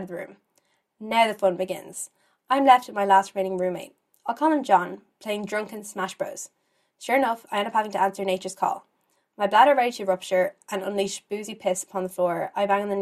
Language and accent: English; Ireland; As an Irish girl